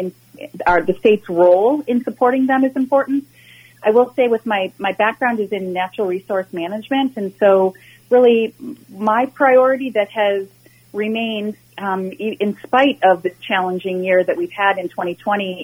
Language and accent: English; Minnetonka, Minnesota, United States; I was born and raised in Minnetonka and graduated from Hopkins High School